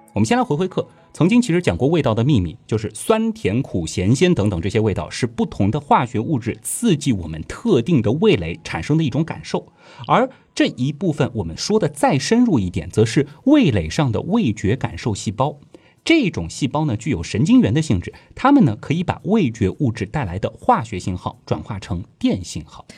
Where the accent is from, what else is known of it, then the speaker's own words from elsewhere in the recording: China; 作为中国人来说，这个数字都有点过于清淡了。